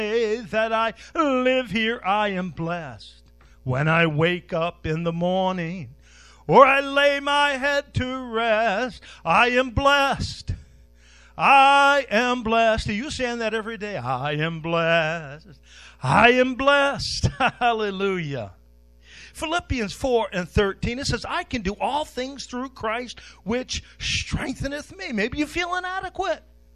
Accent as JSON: {"language": "English", "town": "Westbrook", "country": "United States", "tie": "born or raised there", "said": "I was born on Main Street in Westbrook"}